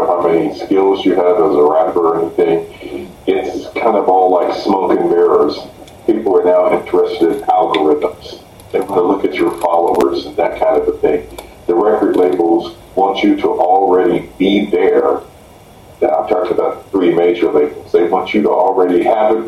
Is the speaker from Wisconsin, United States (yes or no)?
no; Indianapolis, Indiana, United States; based out of my hometown of Indianapolis, Indiana